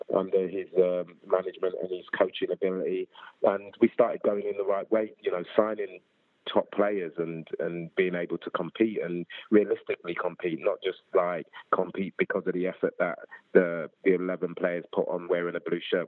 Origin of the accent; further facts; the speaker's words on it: London, United Kingdom; born and raised in South London, I was literally sort of like Clapham